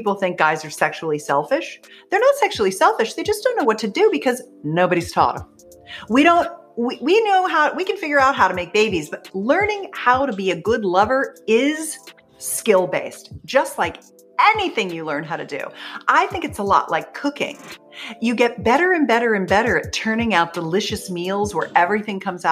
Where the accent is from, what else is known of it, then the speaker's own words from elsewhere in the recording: Pennsylvania, United States; I grew up in Pennsylvania.